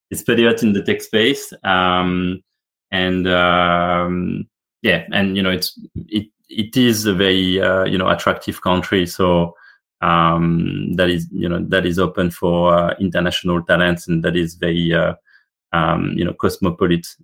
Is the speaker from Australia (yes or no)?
yes; Australia; no, I'm Australian. I can say that, you know, the um, Medicare system is, you know, very very generous.